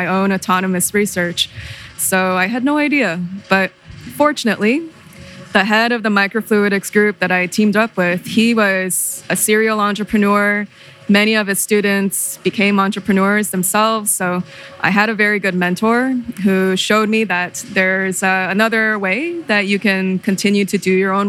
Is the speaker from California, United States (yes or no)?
yes; Southern California, United States; I'm originally from Southern California